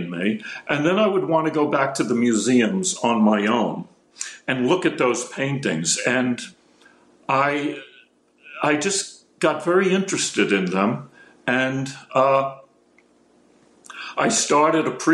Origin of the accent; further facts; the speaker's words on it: Palisades Park, New Jersey, United States; I grew up in Palisades Park, New Jersey.